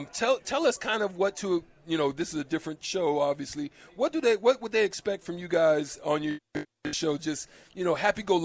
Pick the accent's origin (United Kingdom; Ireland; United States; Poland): United States; Dallas, Texas; moved away; See, I'm I'm Texas Dallas